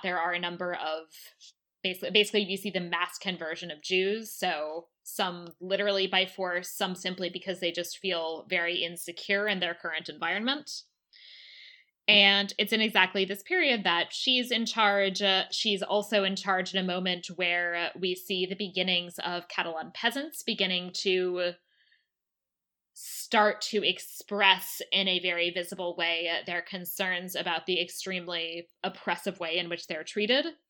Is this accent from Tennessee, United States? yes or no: no; Maryland, United States; the state that I grew up